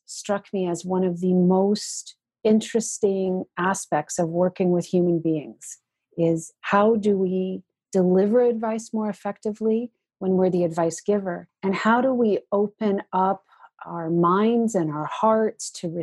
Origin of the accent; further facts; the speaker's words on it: Georgian Bay Area, Ontario, Canada; now in Winnipeg, Canada; I am originally an Ontarian. I grew up in the Georgian Bay Area and moved out to Winnipeg, Manitoba